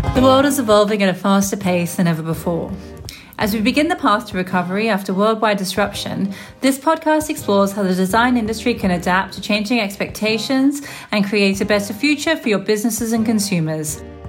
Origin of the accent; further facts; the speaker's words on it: Melbourne, Victoria, Australia; moved away; my hometown of Melbourne, Australia